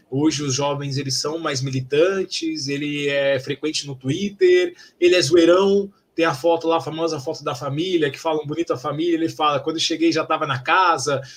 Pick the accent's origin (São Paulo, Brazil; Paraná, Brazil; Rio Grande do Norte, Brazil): São Paulo, Brazil; eu, como paulistano